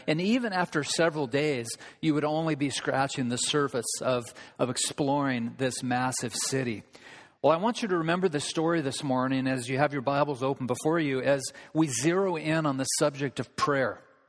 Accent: Olympia, Washington, United States; Carl's been training down in a city that I grew up in Olympia.

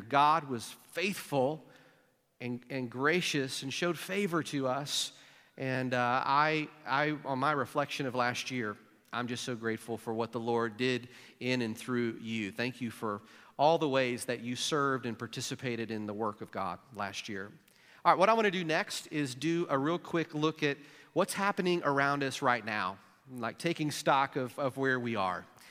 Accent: Jackson, Missouri, United States; moved away; my hometown of Jackson, Missouri

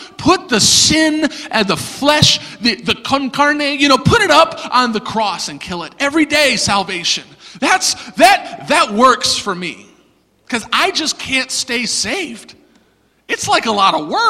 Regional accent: the South, United States; I'm from the South

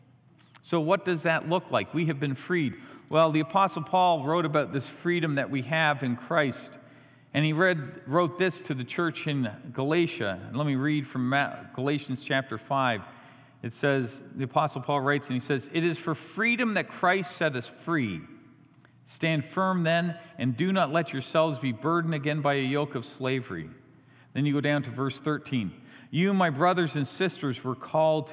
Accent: Canada; also born or lived in Chicago / Chandler, Arizona; now in United States; I was born in Canada, raised in Canada

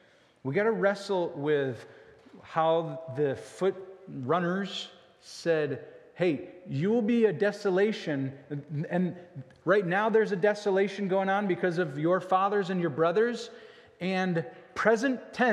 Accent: United States; It's not some sort of blood that is passed to me, and because I'm an American or because I'm a … therefore I will go to heaven.

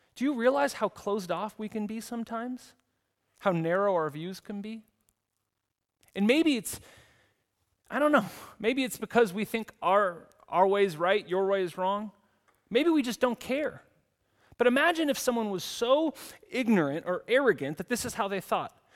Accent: United States; moved away as an adult; now in Zurich, Switzerland; in the U S where I come from

